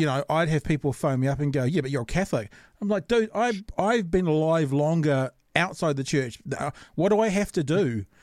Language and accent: English; Auckland, New Zealand; I grew up in Auckland.